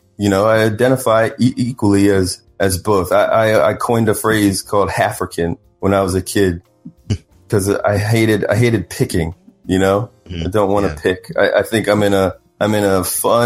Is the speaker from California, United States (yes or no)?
no; Columbia, Maryland, United States; moved away as an adult; also born or lived in Washington, D.C.; now in Los Angeles, United States; growing up in Columbia. It's a planned community in Maryland